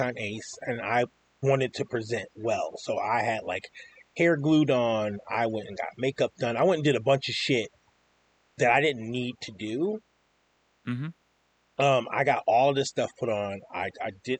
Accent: Asheville, North Carolina, United States; now in Rochester, United States; I'm from Asheville, North Carolina

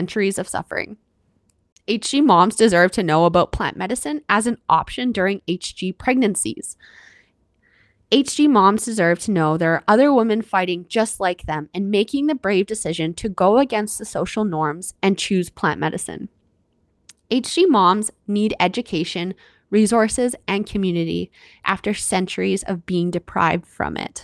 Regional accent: Canada; I'm your Canadian host

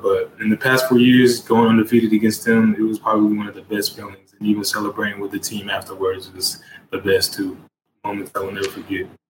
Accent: Lawton, Oklahoma, United States; I am from Lawton, Oklahoma.

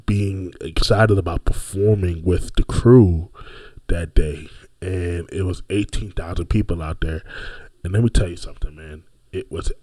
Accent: Orlando, Florida, United States; also born or lived in Brooklyn, New York; I am originally from Brooklyn, New York, but have been raised my entire life, pretty much, after the age of 7, in the city beautiful Orlando, Florida.

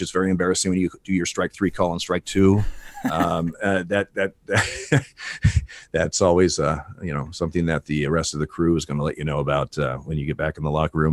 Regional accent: Eugene, Oregon, United States; also born or lived in Portland, Oregon; I grew up in Eugene, Oregon

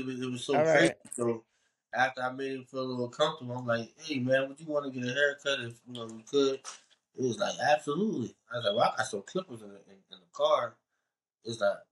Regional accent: Chester, Pennsylvania, United States; also born or lived in Delaware; now in Philadelphia, United States; I am from Chester

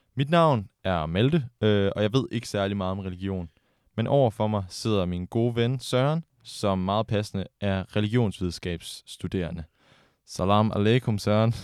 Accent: Denmark; den kristne tradition, vi er vant til her hjemme i Danmark

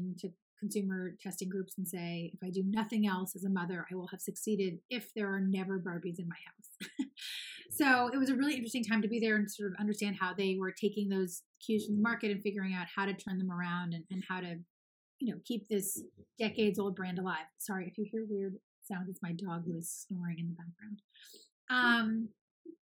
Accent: Los Angeles, California, United States; I'm born and raised in Los Angeles

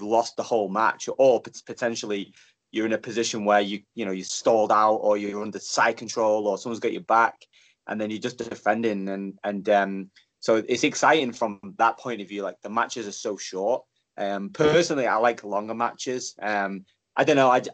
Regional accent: Stockport, North West England, United Kingdom; I'm from Stockport, which is in Great Manchester.

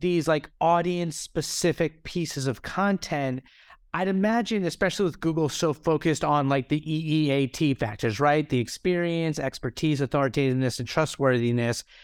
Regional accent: United States; I am American

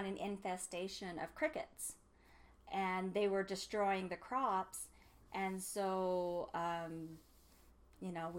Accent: Utah, United States; also born or lived in New York; where are you from? Obviously, I didn't have that. And I said, Utah

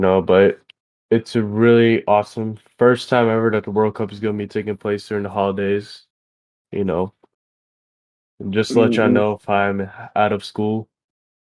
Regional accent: United States; A patriot, as an American

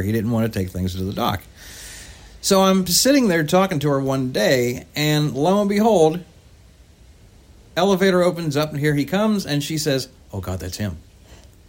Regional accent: West Virginia, United States; I'm from West Virginia. I'm not from. I'm Appalachian.

